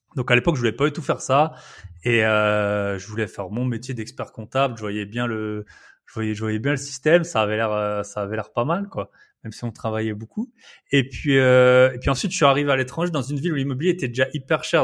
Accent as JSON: {"language": "French", "area": "Alsace", "region": "Grand Est", "country": "France", "accent": "Alsatian", "moved": "as an adult", "said": "je suis Alsacien"}